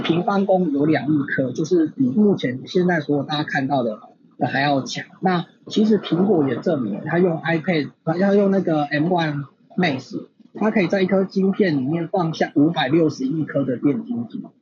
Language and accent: Chinese; Taiwan; 我们台湾人